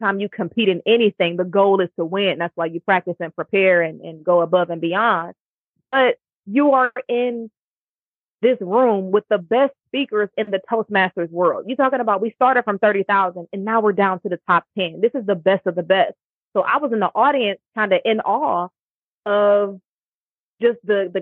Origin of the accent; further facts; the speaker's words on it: Cleveland, Ohio, United States; moved away as an adult; now in Houston, United States; when I moved back to my hometown of Cleveland, I joined a corporate club